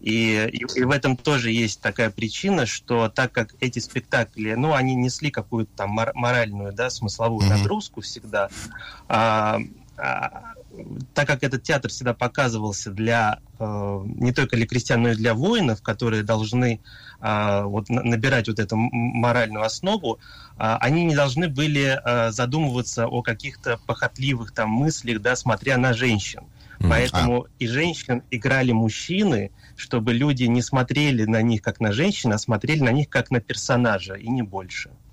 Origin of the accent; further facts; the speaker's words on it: Japan; moved away as an adult; also born or lived in Moscow, Russia; я родился в Японии, несмотря на то, что у меня такое русское имя